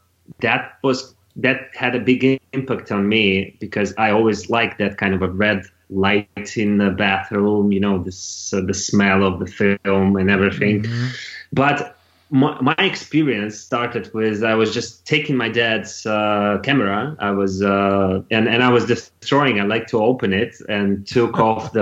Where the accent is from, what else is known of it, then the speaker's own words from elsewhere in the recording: Moscow, Russia; English is a second language; moved away as an adult; also born or lived in Canada; I was born in Moscow, in the capital city of Russia.